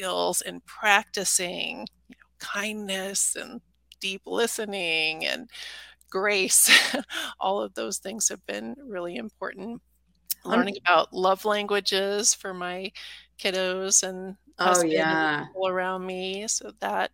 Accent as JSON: {"language": "English", "town": "St. Louis", "region": "Missouri", "country": "United States", "tie": "born or raised there", "said": "I grew up in Middle America in kind of the suburbs of St. Louis, Missouri"}